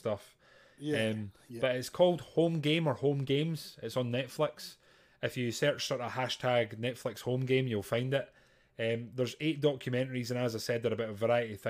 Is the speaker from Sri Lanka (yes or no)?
no; Grangemouth, Scotland, United Kingdom; I went to school with his son